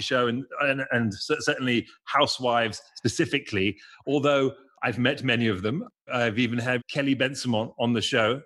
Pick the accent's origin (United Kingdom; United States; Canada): United Kingdom; England; being English